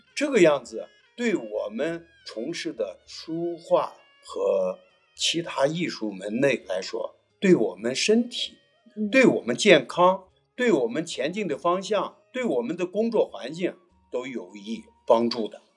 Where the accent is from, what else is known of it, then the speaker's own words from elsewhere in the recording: Baoji, Shaanxi, China; 我是宝鸡人，我也是从事书画也都是五十多年了